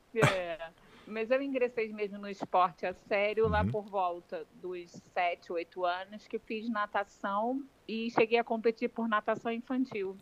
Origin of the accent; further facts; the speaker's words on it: Rio de Janeiro, Brazil; moved away as an adult; now in Portugal; como eu sou do Rio de Janeiro